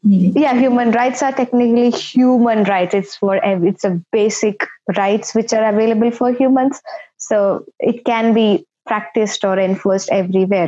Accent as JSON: {"language": "English", "country": "India", "moved": "as an adult", "lives_now": "United Kingdom", "said": "I am an undergrad from India. So I am basically a lawyer recognized uh, in the Indian jurisdiction"}